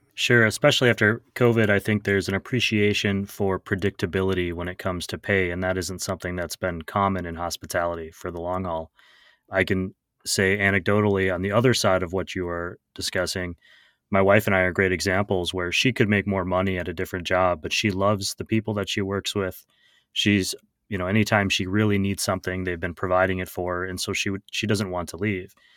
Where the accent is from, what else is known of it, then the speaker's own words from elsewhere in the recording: Wisconsin, United States; my home state of Wisconsin